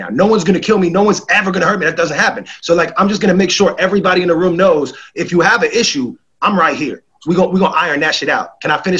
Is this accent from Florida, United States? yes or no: no; New York, United States; I'm from New York